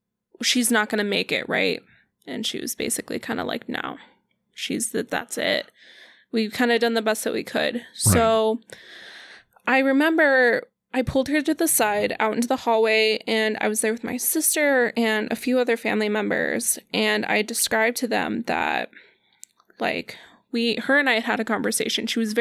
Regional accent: Denver, Colorado, United States; moved away; Colorado. I'm from Denver, Colorado.

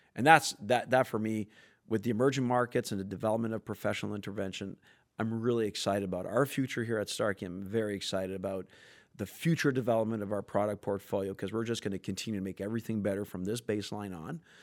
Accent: Canada; I'm French Canadian

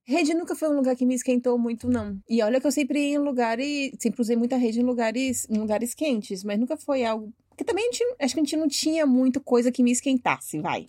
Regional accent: Bahia, Brazil; now in São Paulo, Brazil; eu sou baiana

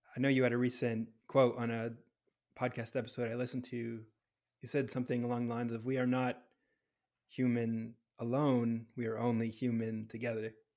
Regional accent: New Hampshire, United States; also born or lived in Southern California; now in California, United States; I'm from New Hampshire

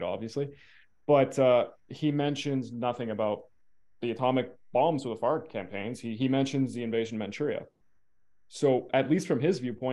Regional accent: Canada; as a Canadian

